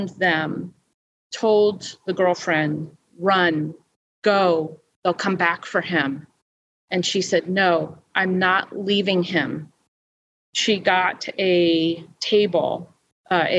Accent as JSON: {"language": "English", "region": "New Jersey", "country": "United States", "said": "I'm from New Jersey"}